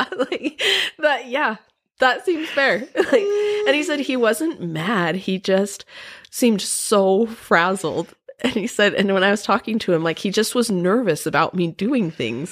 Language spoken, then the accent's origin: English; Provo, Utah, United States; I grew up in Provo and went to B Y U